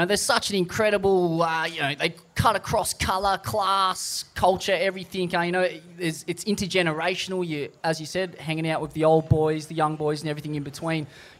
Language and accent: English; Sydney, New South Wales, Australia; First ever board riders club is from my hometown, in fact.